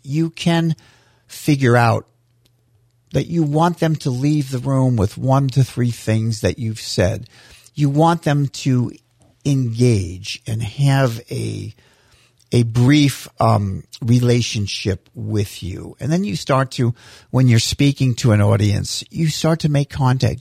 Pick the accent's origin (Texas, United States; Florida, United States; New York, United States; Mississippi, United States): Florida, United States; St. Petersburg; also born or lived in Fort Dix, New Jersey; When we moved to Florida, where, this is where I grew up in Saint Petersburg